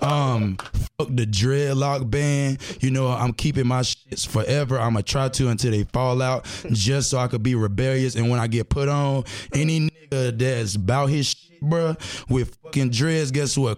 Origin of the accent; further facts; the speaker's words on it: Durham, North Carolina, United States; also born or lived in Timberlake, North Carolina; I'm from Durham